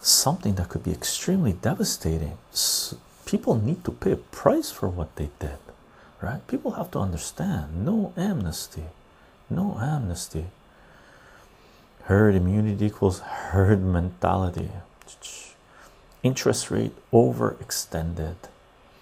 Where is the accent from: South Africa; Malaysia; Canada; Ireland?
Canada; as a Canadian